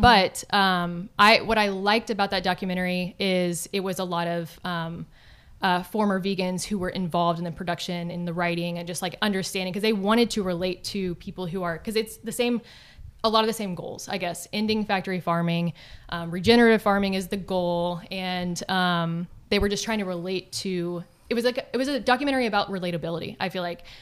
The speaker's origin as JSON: {"language": "English", "region": "Texas", "country": "United States", "tie": "born or raised there", "said": "growing up in Texas"}